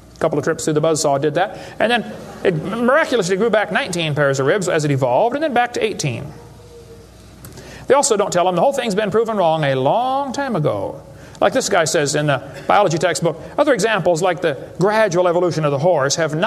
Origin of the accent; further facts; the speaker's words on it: Illinois, United States; moved away; I come from Illinois, corn country. There are so many kinds of corn up there